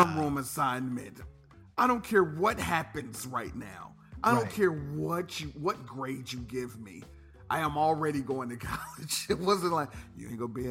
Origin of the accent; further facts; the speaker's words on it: Dayton, Ohio, United States; moved away as an adult; also born or lived in Grambling, Louisiana; I grew up in Ohio.